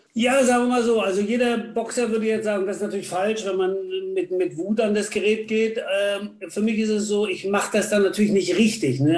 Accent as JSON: {"language": "German", "area": "Rügen", "region": "Mecklenburg-Vorpommern", "country": "Germany", "tie": "born or raised there", "also_born_or_lived": "Stralsund", "moved": "yes", "said": "ich bin ja auf Rügen mehr oder weniger groß geworden, in Barbe"}